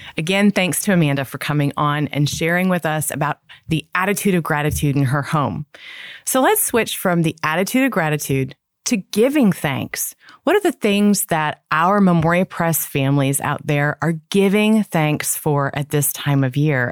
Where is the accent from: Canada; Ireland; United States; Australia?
Canada; Toronto, Ontario; moved away; I grew up in Toronto, Canada